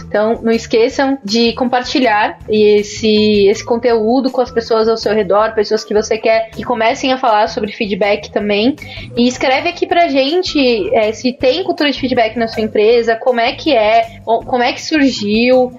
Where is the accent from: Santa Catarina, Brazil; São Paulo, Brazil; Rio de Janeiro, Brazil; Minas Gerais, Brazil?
São Paulo, Brazil; eu sou paulista